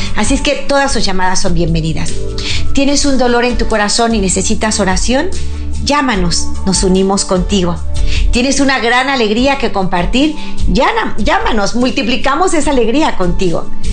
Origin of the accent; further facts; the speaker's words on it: Mexico; aquí en mi país, México